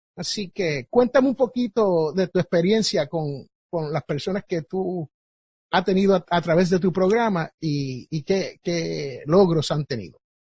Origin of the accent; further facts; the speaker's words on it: Jersey City, New Jersey, United States; como dicen allá en mi barrio donde yo me crié en Jersey City, New Jersey